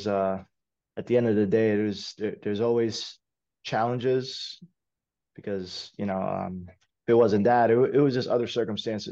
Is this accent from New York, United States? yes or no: yes; New York City, New York, United States; I was born and raised in East Harlem. Lived there my whole entire life